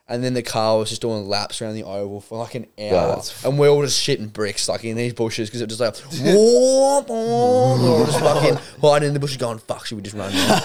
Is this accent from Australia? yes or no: yes; Evans, New South Wales, Australia; This is a spot where we grew up in Evans